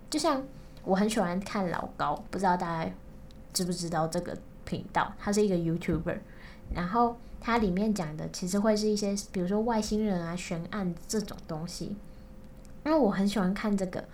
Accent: Kaohsiung, Taiwan; 我是高雄人

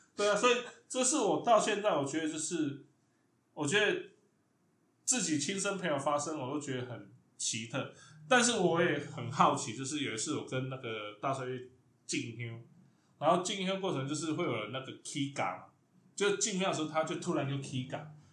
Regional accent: Chiayi, Taiwan; now in Taipei, Taiwan; 我是嘉义出生嘛

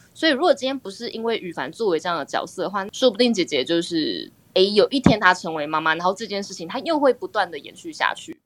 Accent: southern Taiwan, Taiwan; 因为我是南部人 所以我们南部小孩离家去台北读书，有时候你隔可能两三个月才回家一次

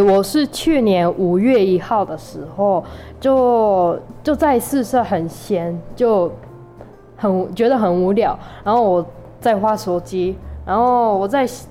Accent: Aichi, Japan; Chinese is a second language; moved away as an adult; now in Kaohsiung, Taiwan; 我是来自日本爱知县的。

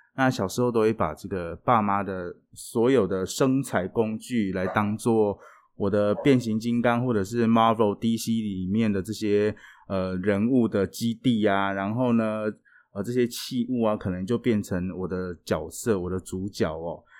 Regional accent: Taiwan; 我们台湾人学了一辈子的英文

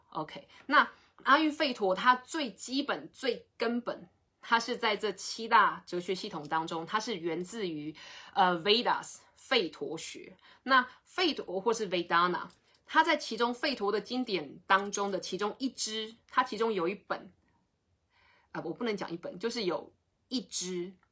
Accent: Taiwan; 我们台湾人

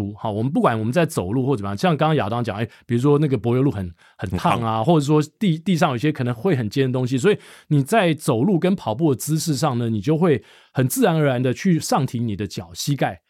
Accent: Hsinchu, Taiwan; 我小时候我在新竹长大

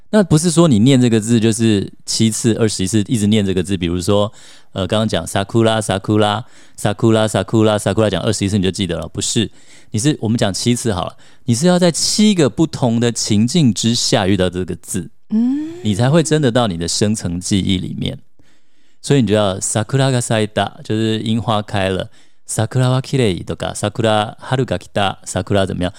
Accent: Taiwan; 像我们在台湾长大的小孩

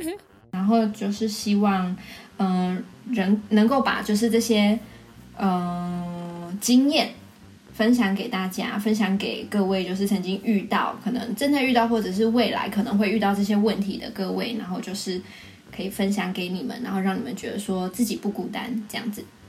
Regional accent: Taiwan; moved away; 一直以来我是外国人，然后现在回到台湾

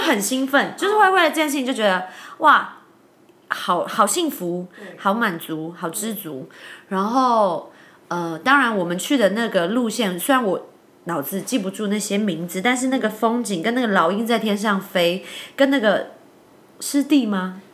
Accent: Taiwan; 身为台湾人

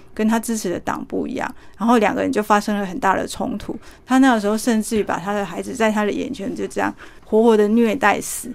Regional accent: Taiwan; 我们台湾人

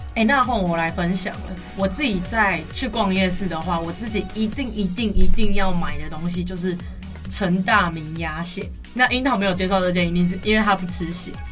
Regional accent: Tainan, Taiwan; 本身我是台南人

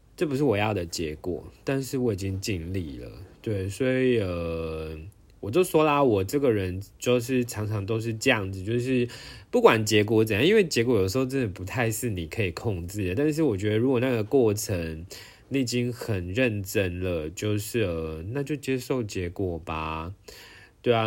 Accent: Taiwan; 我是台湾人

